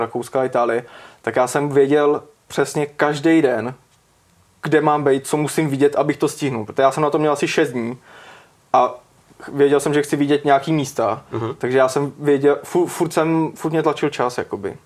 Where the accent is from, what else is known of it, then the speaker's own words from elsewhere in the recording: Čáslav, Central Bohemian Region, Czechia; jsem z Čáslavy a studoval jsem střední v Kutný hoře